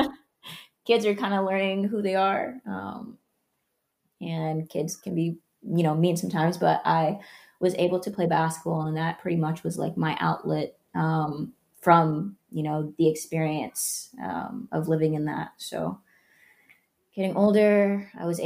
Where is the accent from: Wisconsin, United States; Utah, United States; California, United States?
California, United States; Oakland; also born or lived in Canada; I grew up in California